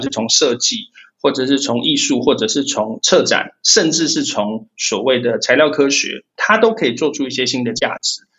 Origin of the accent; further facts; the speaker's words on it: Taiwan; also born or lived in United Kingdom; 我们台湾人